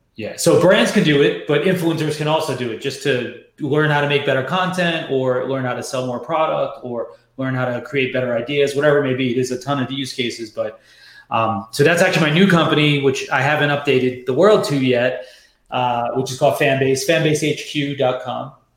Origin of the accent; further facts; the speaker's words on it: New York, United States; moved away; also born or lived in San Francisco; I'm born and raised in New York